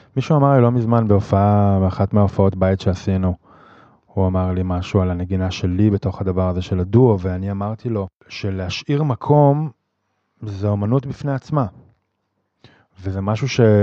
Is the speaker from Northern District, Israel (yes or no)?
yes; Jezreel Valley, Northern District, Israel; moved away; אני מוזיקאי מתופף, במקור מהצפון, מעמק יזרעאל